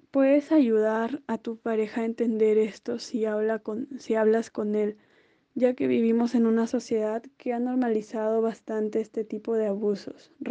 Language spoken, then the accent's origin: Spanish; Peru; Hola, tengo 22 años y soy de Perú.